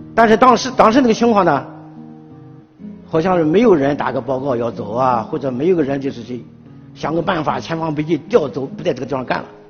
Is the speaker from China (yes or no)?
yes; Qingdao, Shandong, China; moved away as an adult; 离开了九院，回到了我的家乡，山东省青岛市